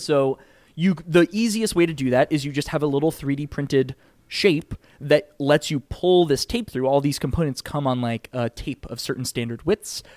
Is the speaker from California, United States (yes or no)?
no; Connecticut, United States; moved away as an adult; now in Pittsburgh, United States; I grew up in Cowtown, Connecticut, um, so I'm I was very much East Coast